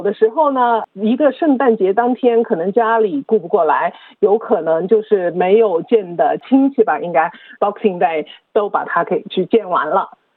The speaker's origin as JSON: {"language": "Chinese", "town": "Melbourne", "region": "Victoria", "country": "Australia", "said": "因为我是墨尔本的人"}